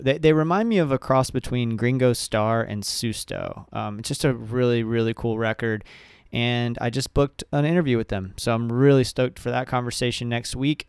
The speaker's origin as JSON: {"language": "English", "town": "Ocala", "region": "Florida", "country": "United States", "tie": "born or raised there", "said": "I grew up in Ocala"}